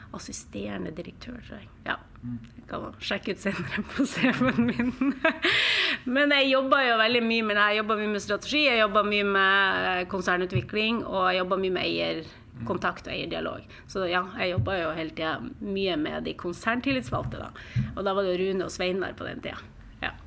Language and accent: Norwegian; Mo i Rana, Nordland, Norway; also born or lived in Spain / Trondheim, Norway; now in Oslo, Norway; Jeg er fra Mo i Rana, eh, midt i Norge.